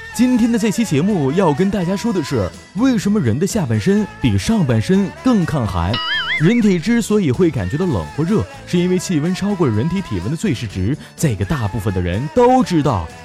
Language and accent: Chinese; Northeast China, China; 我是东北人